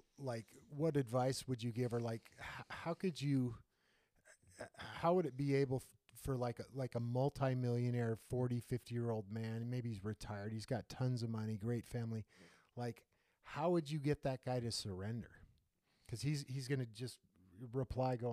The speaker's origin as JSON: {"language": "English", "country": "United States", "tie": "born or raised there", "said": "growing up in the United States"}